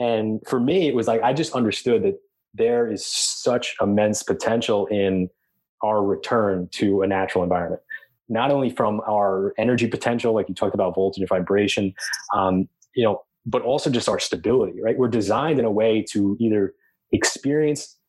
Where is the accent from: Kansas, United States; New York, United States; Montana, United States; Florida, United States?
New York, United States; Long Island; I grew up in Long Island, going to the beach all the time